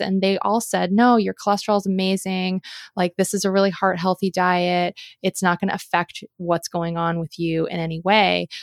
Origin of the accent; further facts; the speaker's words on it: Southern California, United States; also born or lived in Colorado / Seattle, Washington; now in Oregon, United States; growing up in Southern California